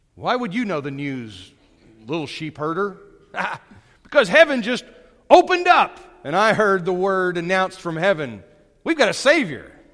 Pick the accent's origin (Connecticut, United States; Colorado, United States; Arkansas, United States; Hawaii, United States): Arkansas, United States; Brentwood or Winslow, Northwest; also born or lived in Texas